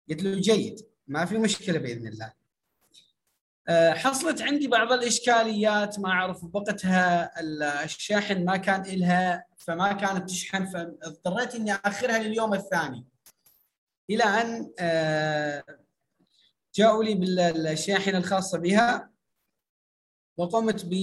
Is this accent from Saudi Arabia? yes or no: no; Iraq; عندنا في العراق يسمونها حاسبات